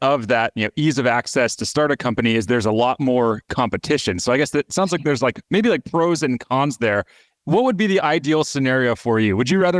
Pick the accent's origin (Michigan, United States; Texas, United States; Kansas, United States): Michigan, United States; Kalamazoo; I grew up in Kalamazoo, Michigan, so I spent a lot of time in the Midwest.